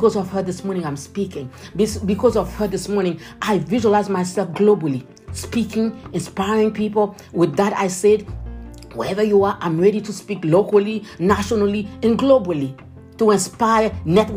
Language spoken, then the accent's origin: English; Haiti; moved away; when I was a kid, I grew up in Haiti. I was born in the countryside.